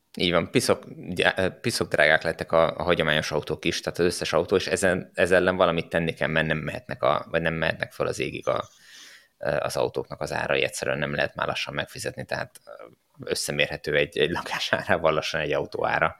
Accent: Hungary

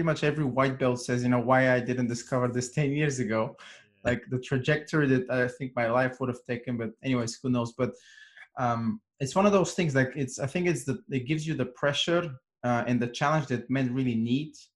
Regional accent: Bulgaria; moved away as an adult; also born or lived in London / Thailand; I grew up in Bulgaria, in very rural. It's not even a city, it's a town

